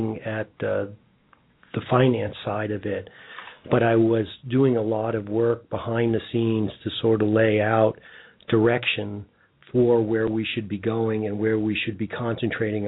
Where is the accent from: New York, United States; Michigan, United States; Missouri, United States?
New York, United States; New York City; also born or lived in Queens / Canada; now in Cincinnati, United States; I was born in Brooklyn